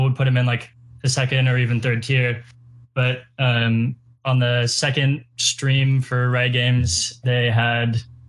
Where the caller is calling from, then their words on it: Seattle, Washington, United States; I'm from Seattle.